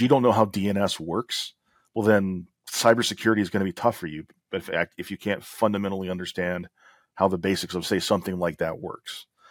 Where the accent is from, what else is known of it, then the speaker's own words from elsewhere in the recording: Alabama, United States; I'm from Alabama